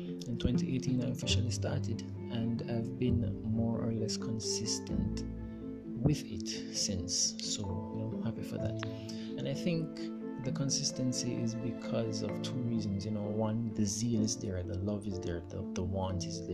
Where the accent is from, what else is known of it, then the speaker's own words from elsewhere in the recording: Jamaica; I'm from Jamaica